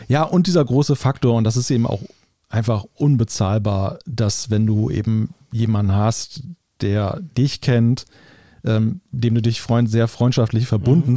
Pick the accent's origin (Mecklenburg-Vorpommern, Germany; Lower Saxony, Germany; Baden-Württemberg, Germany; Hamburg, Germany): Lower Saxony, Germany; Wilhelmshaven; gen Norden hier in meine Heimatstadt